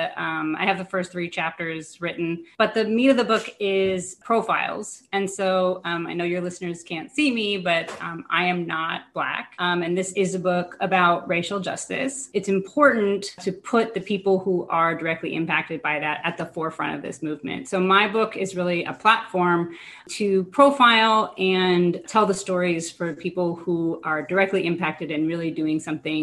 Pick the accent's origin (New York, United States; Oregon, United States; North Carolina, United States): New York, United States; New York City; now in Bay Area, California, United States; I'm originally from New York City, and I currently reside in the Bay Area of California